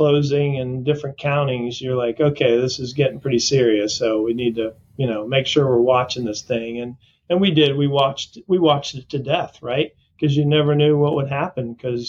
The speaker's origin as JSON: {"language": "English", "region": "Florida", "country": "United States", "tie": "born or raised there", "also_born_or_lived": "Portland, Maine", "said": "I grew up in Portland, Maine. {S0} Okay. {S1} And then moved down to Florida in the fourth grade. So I grew up most of my life in Florida on the East Coast, down along Palm Beach and in that area."}